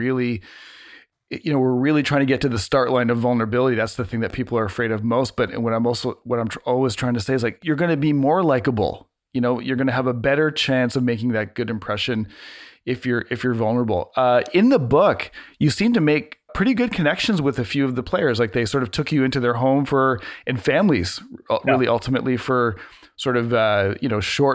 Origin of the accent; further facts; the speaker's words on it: Canada; being a Canadian, watching the Blue Jays